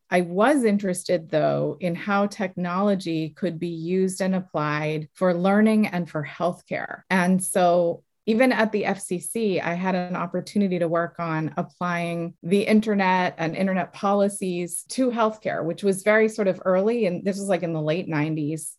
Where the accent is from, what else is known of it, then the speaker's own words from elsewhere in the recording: south of Boston, Massachusetts, United States; I grew up south of Boston. I'm from Massachusetts